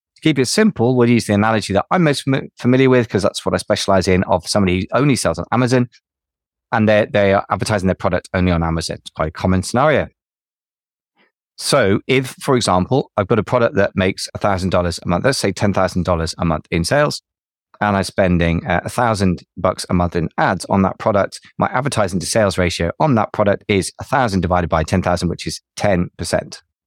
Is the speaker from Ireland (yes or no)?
no; United Kingdom; Being British, we like to celebrate when we lose.